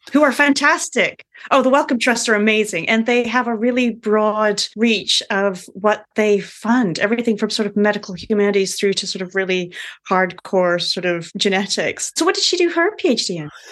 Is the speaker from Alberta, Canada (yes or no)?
no; Vancouver, British Columbia, Canada; moved away as an adult; also born or lived in Nottingham / Toronto; now in United Kingdom; I grew up in Vancouver